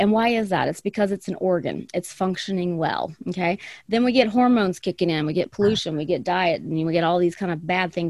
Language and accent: English; the South, United States; now in Arizona, United States; I grew up in the South